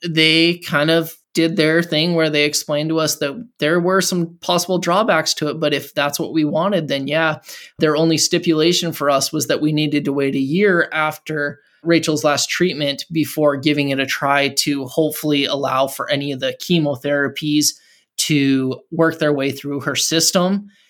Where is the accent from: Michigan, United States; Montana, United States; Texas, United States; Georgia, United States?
Montana, United States; moved away; also born or lived in Fargo, North Dakota / Seattle area; We're both originally from Montana